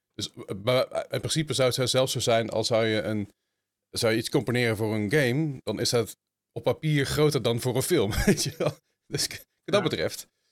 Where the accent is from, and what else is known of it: Netherlands